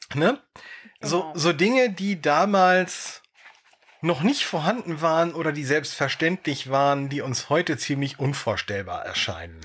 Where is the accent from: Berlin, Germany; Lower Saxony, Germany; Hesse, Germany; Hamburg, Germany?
Lower Saxony, Germany; Dannenberg; ich in meinem Heimatort Dannenberg